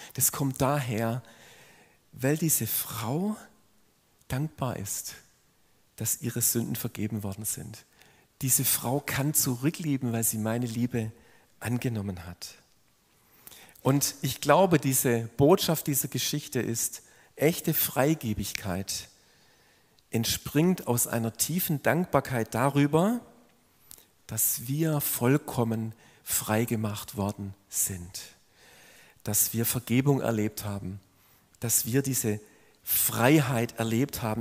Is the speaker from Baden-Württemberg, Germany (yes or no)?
yes; Swabia, Baden-Württemberg, Germany; wenn man als Schwabe so wahrgenommen wird